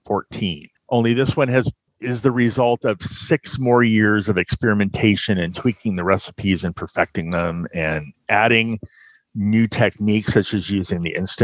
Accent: California, United States; now in Fort Wayne, United States; Originally, I'm from Southern California. I grew up there, military family, and I moved to Fort Wayne, let's see, about 12 years ago.

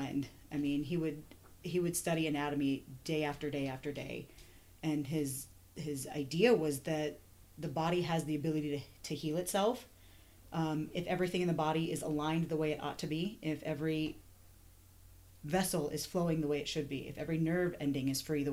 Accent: Colorado, United States; also born or lived in Chicago / Missouri; Very glad to be back home in Colorado

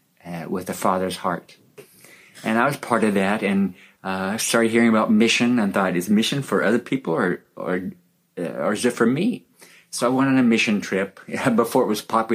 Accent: California, United States; I grew up in America, in California, in a Christian family

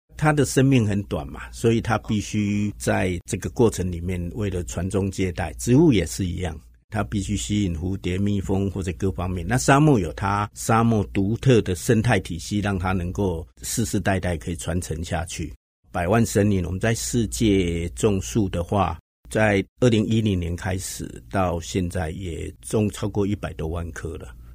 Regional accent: Hsinchu, Taiwan; 我是新竹人，那我在新竹的乡下，我就是喜欢新竹这样美好的一个环境

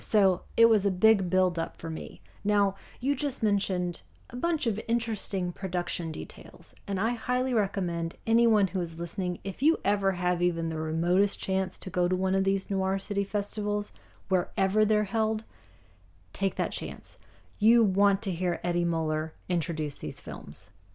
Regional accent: Roanoke, Virginia, United States; Roanoke, Virginia, where I grew up

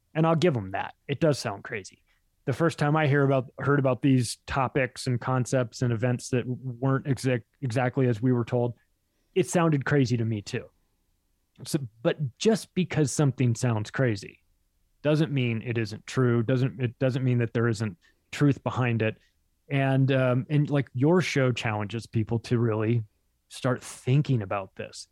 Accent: Palm Springs, California, United States; I grew up in Palm Springs.

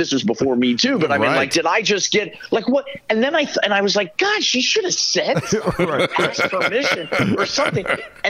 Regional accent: Kansas, United States; moved away as an adult; I came from Kansas.

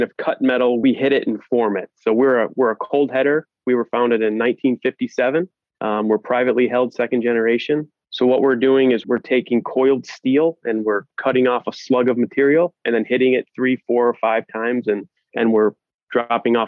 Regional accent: Northwest Ohio, United States; also born or lived in Columbus, Ohio; I grew up in a very, very small town in Northwest Ohio, population 500

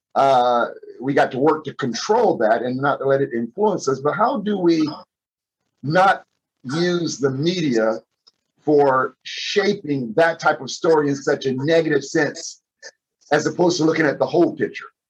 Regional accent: Fort Lauderdale, Florida, United States; since I've been a little kid growing up in Fort Lauderdale

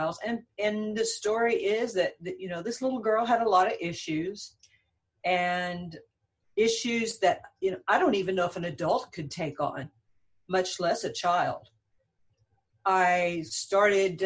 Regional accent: San Antonio, Texas, United States; I'm from San Antonio, Texas

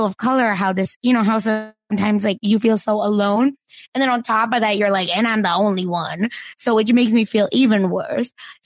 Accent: Broken Arrow, Oklahoma, United States; I'm from Broken Arrow, Oklahoma

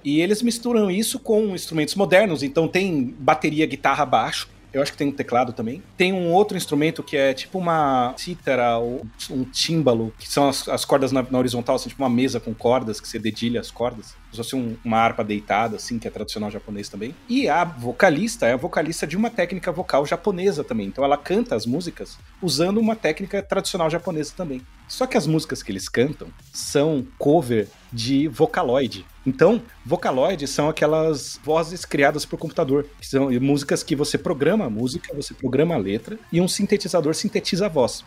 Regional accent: São Paulo, Brazil; Eu sou paulista paulistano. Tá? Eu cresci no estado que não tem uma Avenida Getúlio Vargas em nenhuma cidade

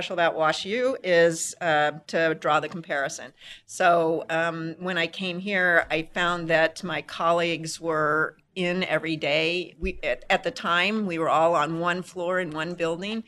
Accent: Las Vegas, Nevada, United States; also born or lived in Little Silver, New Jersey; now in Tucson, United States; I was born in Little Silver, New Jersey, and I moved to Vegas when I was 10

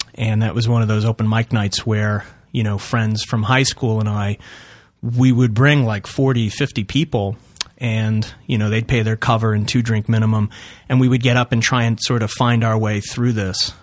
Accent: East Northport, New York, United States; I'm from, uh, East Northport, which is in Suffolk County on Long Island

